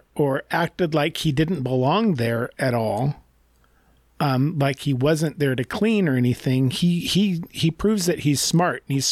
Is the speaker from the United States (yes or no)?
yes; United States; I'm an American who went to college and took an entire year's worth of a foreign language